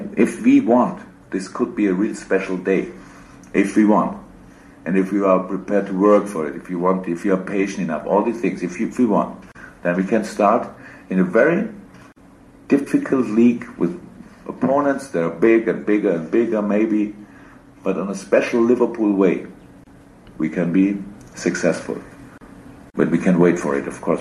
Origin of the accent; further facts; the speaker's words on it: Black Forest, Baden-Württemberg, Germany; English is a second language; moved away; I came from Black Forest